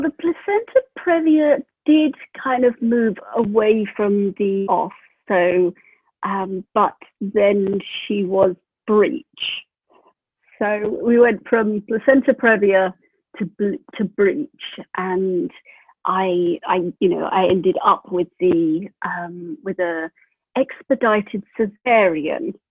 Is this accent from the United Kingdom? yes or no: yes; United Kingdom; moved away as an adult; also born or lived in Prague; now in New Zealand; I'm from the UK